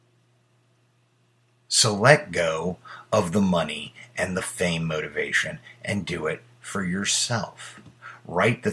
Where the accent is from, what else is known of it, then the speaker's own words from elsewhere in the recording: United States; I was born in America